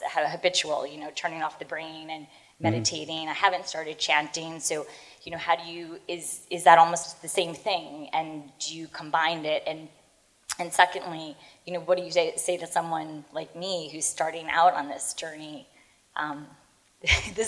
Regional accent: Garden City, New York, United States; moved away as an adult; now in London, United Kingdom; I'm from Long Island, too

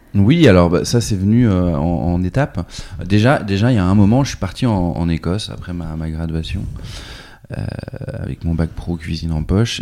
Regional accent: Nantes, Pays de la Loire, France; also born or lived in New York; je suis né à Nantes en 78

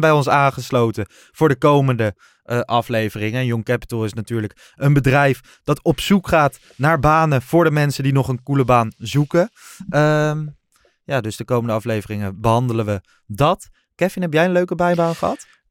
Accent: Lochem, Gelderland, Netherlands; ik kwam uit Lochem, uit de Achterhoek en niet uit Amsterdam.

